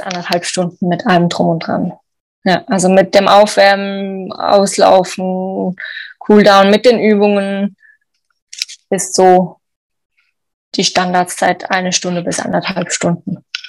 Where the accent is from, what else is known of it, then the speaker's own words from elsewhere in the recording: Switzerland; bei uns in der Schweiz